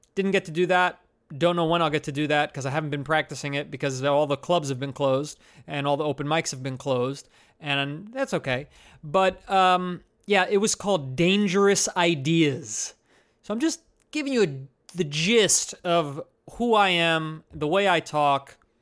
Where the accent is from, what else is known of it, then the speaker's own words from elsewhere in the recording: New Jersey, United States; now in Brooklyn, United States; I'm from New Jersey and I live in Brooklyn